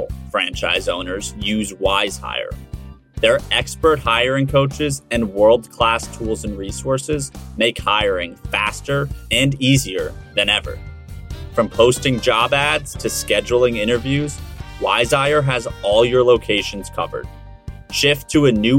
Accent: New Jersey, United States; I grew up in New Jersey

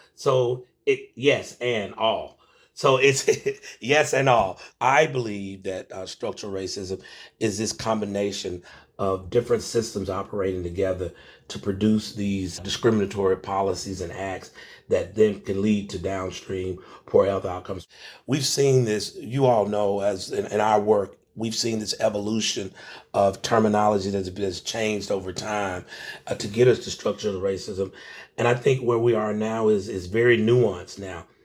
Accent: Macon, Georgia, United States; I'm originally from, uh, Macon, Georgia, and so I, I grew up in the Jim Crow South

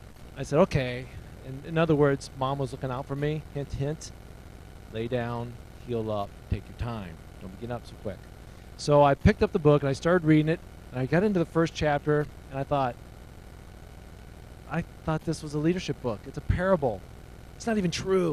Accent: Wakarusa, Indiana, United States; moved away; growing up in this church in Wakarusa, Indiana.

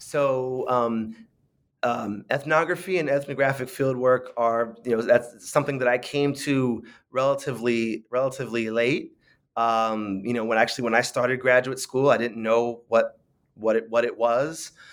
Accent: San Francisco, California, United States; I grew up in, in San Francisco

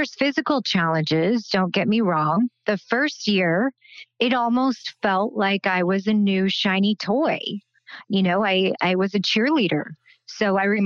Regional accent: Belleville, Kansas, United States; I grew up in a small, small town, Belleville, Kansas

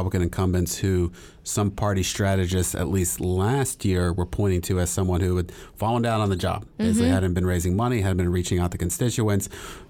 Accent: Texas, United States; I grew up in Texas 7th

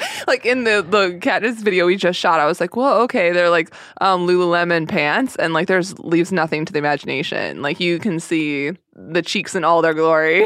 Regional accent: Sedona, Arizona, United States; also born or lived in St. Paul, Minnesota; I'm from Sedona, Arizona. Well, I moved when I was one and a half.

